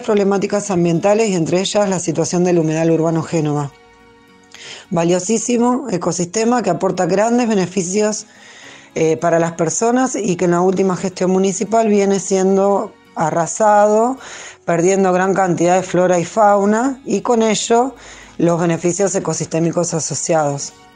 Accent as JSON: {"language": "Spanish", "town": "Berisso", "region": "Buenos Aires Province", "country": "Argentina", "tie": "born or raised there", "said": "nací acá en Berizo"}